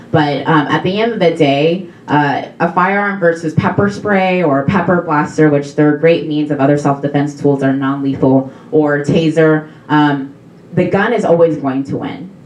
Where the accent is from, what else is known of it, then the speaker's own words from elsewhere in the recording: Missouri, United States; I'm from Missouri and I go to Mizzou.